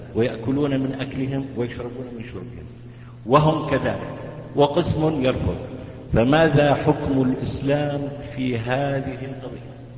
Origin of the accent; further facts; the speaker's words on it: Izra', Daraa Governorate, Syria; أنا مواطن من سوريا محافظة درعا مدينة الزرع